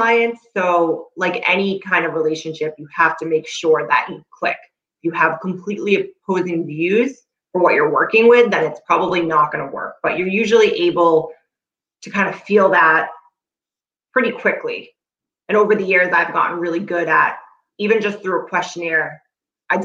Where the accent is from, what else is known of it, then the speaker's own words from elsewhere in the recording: North Shore, Massachusetts, United States; I live in Massachusetts, born and raised on the North Shore